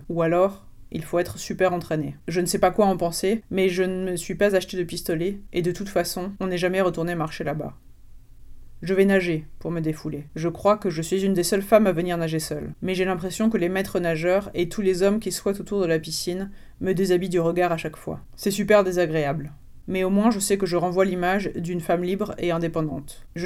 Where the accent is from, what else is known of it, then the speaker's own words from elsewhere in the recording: France; born there; Comme je suis née en France, mes parents n'ont pas envisagé de m'enterrer vivante à la naissance